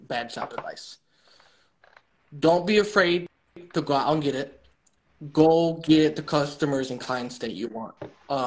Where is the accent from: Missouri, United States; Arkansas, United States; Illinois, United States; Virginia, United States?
Illinois, United States; Chicago; I'm from Chicago